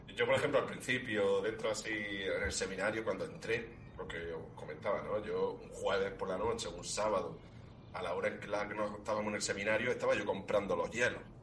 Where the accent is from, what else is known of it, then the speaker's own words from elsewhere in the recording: Spain; el copatrón de mi pueblo, de Fiñara